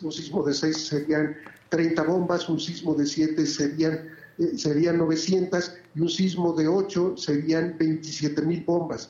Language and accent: Spanish; Mexico; ahí sí me siento muy orgulloso de ser, de ser mexicano